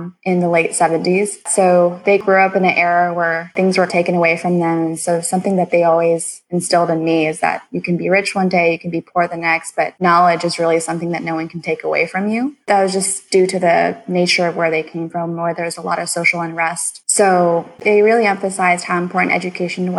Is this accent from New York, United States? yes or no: no; Houston, Texas, United States; I grew up here in Houston, Texas